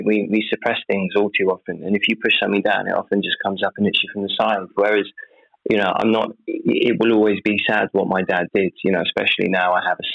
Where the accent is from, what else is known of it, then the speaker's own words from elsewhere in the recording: United Kingdom; I'm British.